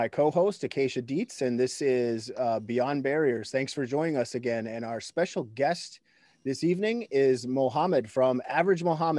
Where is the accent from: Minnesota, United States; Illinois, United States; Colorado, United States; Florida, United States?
Minnesota, United States; moved away; I'm from Minnesota originally